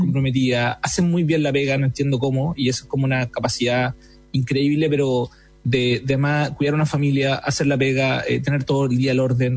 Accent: Iquique, Tarapacá, Chile; moved away; also born or lived in Santiago; soy iquiqueño y me gusta decirlo porque en mi ciudad donde nací, los iquiqueños amamos Iquique

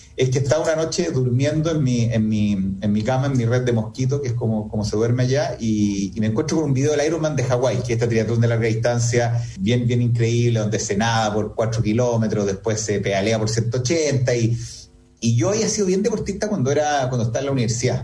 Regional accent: Chile; soy chileno

